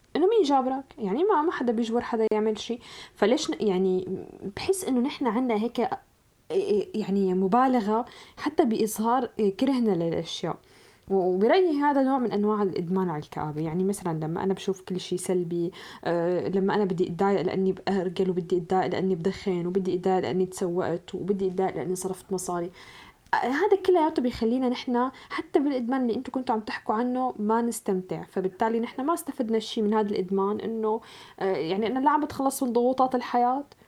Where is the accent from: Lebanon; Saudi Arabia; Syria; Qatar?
Syria; now in Europe; نحن يعني كسوريين نعتبر صرنا ببلاد المهجر